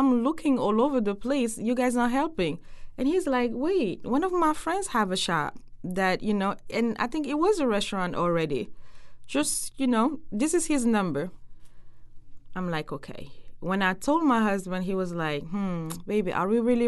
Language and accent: English; Senegal; moved away; I'm from West Senegal